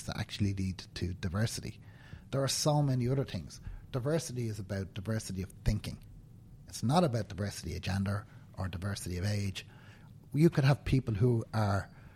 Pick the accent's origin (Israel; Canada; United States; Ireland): Ireland; Dublin, Leinster; You can tell from my accent that I was born and live in Dublin